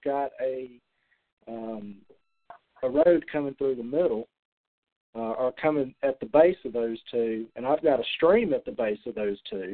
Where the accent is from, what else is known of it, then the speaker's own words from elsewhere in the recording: Alabama, United States; now in Tennessee, United States; I'm not originally from Tennessee. I'm an Alabama boy. And so when I moved to Tennessee